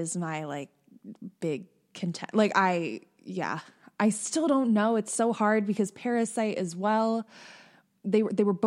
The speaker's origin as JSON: {"language": "English", "region": "Northeastern Pennsylvania", "country": "United States", "said": "I'm from Northeastern Pennsylvania"}